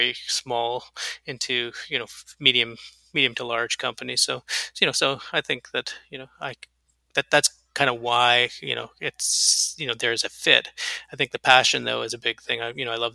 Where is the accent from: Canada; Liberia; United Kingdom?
Canada; moved away; I grew up in Canada, so I'm a Canadian and an American